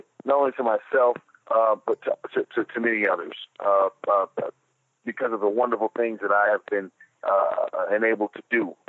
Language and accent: English; Los Angeles, California, United States; I'm from Los Angeles, California. Okay. A beautiful place. Not very many people are actually born and raised in Los Angeles, but I am.